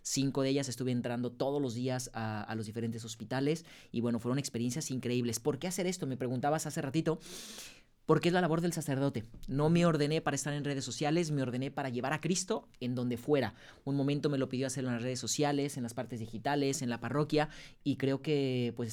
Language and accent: Spanish; Guadalajara, Jalisco, Mexico; Soy de Guadalajara.